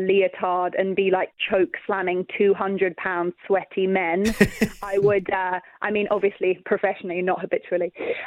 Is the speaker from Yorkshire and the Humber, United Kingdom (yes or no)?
no; London, United Kingdom; I grew up in a council house, you know, I was raised in South London